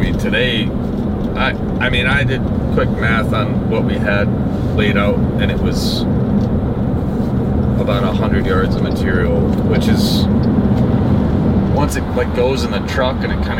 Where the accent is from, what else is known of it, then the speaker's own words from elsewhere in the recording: Chicago, Illinois, United States; I'm from Chicago.